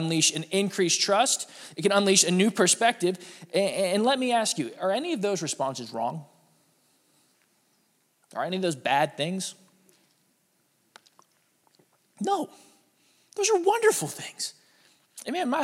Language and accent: English; Pittsburgh, Pennsylvania, United States; moved away as an adult; also born or lived in Chicago; When Lauren and I moved from Chicago back home to Pittsburgh